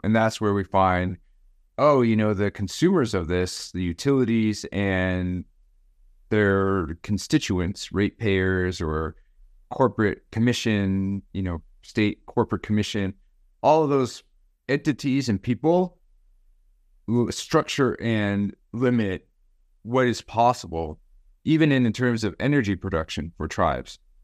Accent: Gallup, New Mexico, United States; also born or lived in Arizona; I was born in Gallup, New Mexico, and, um, lived most of my life in the Mountain West or the, the western part of this continent. mainly in the Southwest, New Mexico and Arizona

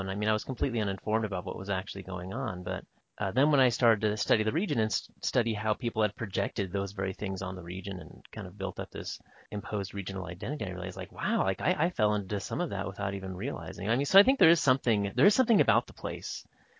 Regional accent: Northwest, United States; I'm not from the Southwest. I'm from the Northwest.

